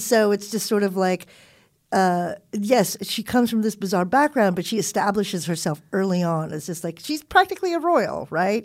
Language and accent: English; Southern California, United States; born or raised there; also born or lived in Philippines / Hawaii